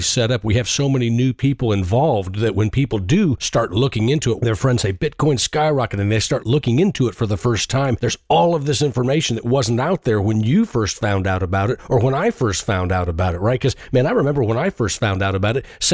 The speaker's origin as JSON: {"language": "English", "region": "Indiana", "country": "United States", "tie": "born or raised there", "moved": "yes", "lives_now": "Nashville, United States", "said": "I grew up in Indiana"}